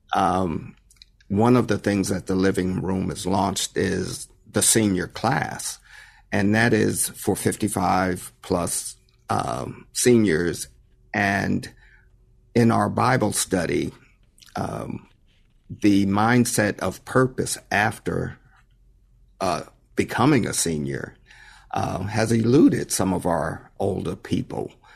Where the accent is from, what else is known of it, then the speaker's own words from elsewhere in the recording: White Plains, New York, United States; moved away as an adult; also born or lived in San Jose, California; born and raised in White Plains, New York